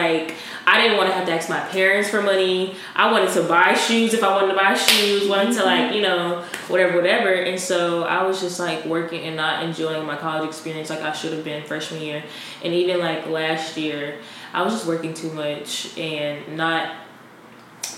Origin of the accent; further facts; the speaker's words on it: Wetumpka, Alabama, United States; I'm from Wetumpka, Alabama.